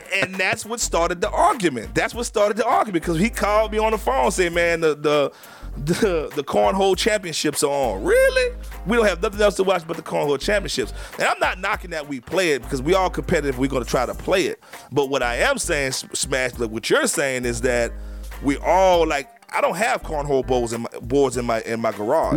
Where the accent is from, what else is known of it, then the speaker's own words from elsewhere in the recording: New Orleans, Louisiana, United States; where I grew up in New Orleans